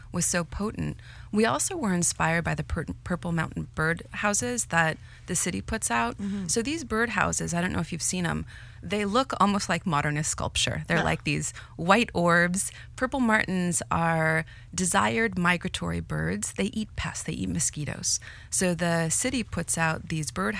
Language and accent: English; United States; also born or lived in Mexico City, Mexico; now in Chicago, United States; I grew up in the States in a multicultural community